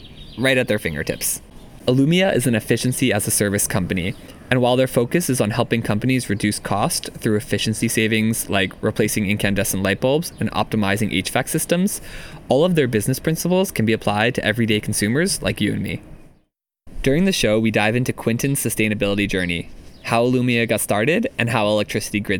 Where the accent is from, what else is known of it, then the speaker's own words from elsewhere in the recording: Maryland, United States; now in Seattle, United States; where I grew up in Maryland